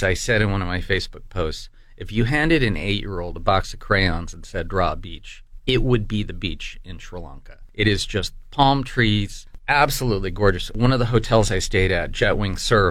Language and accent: English; United States; I was from the United States